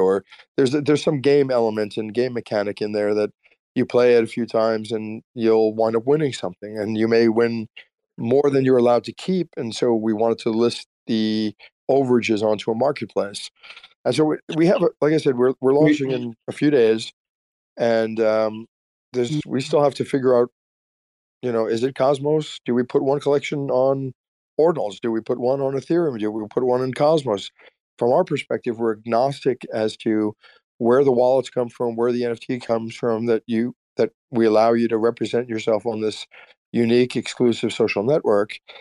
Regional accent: Austin, Texas, United States; we're from Austin

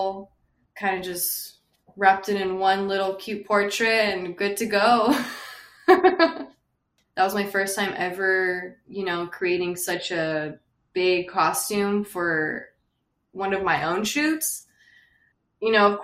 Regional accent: West Covina, California, United States; I'm from West Covina, California

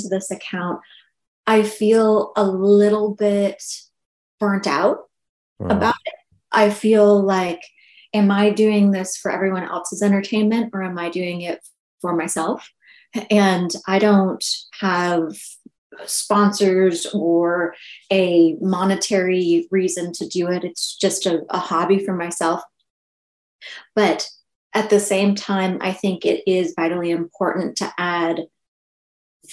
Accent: Maine, United States; I grew up in Maine

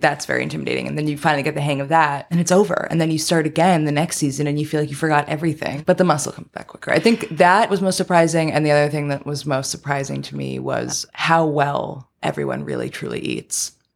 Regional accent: New York City, New York, United States; moved away as an adult; now in Los Angeles, United States; I'm from Queens, New York

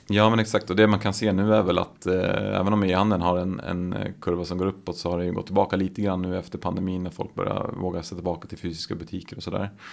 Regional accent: Gävle, Gävleborg County, Sweden; born or raised there

